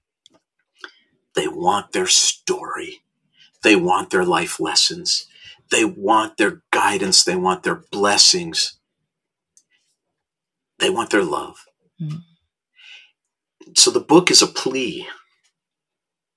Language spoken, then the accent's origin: English; Minneapolis, Minnesota, United States; now in Los Angeles, United States; when I was a young boy growing up in Minnesota